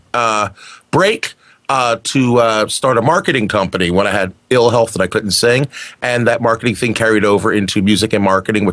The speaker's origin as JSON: {"language": "English", "region": "New Jersey", "country": "United States", "moved": "as an adult", "lives_now": "Wisconsin, United States", "said": "I'm originally from the East Coast of the United States of America, from the New Jersey area."}